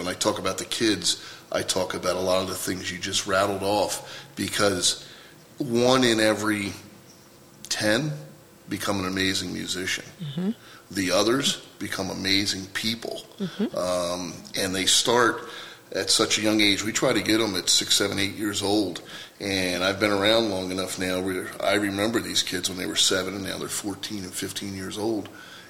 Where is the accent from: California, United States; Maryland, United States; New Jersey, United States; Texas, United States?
New Jersey, United States; Asbury Park; It doesn't matter if you're from Rumson, and I'm from Asbury Park, and you're from you know, Mama's Beach.